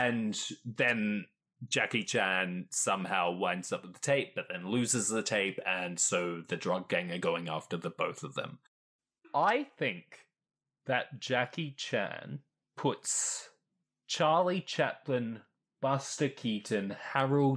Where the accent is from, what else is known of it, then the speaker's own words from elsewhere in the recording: Perth, Western Australia, Australia; now in Melbourne, Australia; I was born in Perth